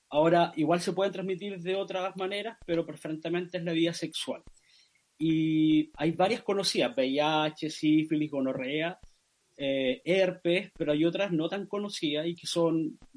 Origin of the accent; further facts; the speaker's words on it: Araucanía, Chile; Y desde ahí trabajé siempre como en, en mi pueblo, acá entre Treyé.